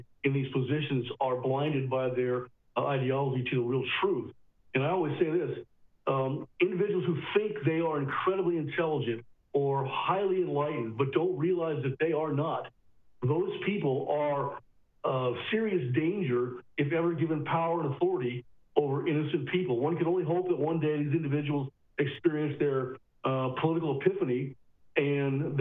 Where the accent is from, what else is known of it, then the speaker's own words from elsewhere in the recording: California, United States; I'm from California